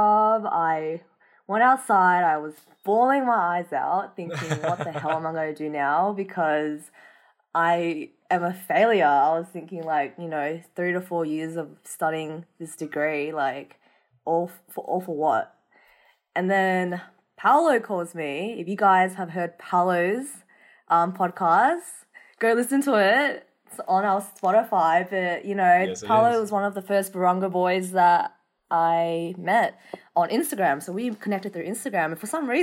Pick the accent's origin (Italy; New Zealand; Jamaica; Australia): Australia; being Vietnamese Australian